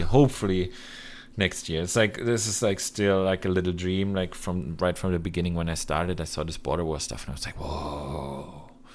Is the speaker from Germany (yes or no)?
yes; Germany; my home country